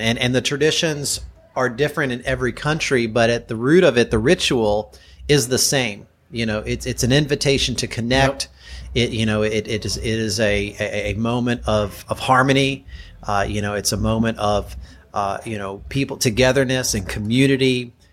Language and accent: English; Kentucky, United States; also born or lived in Chicago area, Illinois; now in Chicago, United States; I'm from Kentucky and I've lived in the Chicago area for 18 years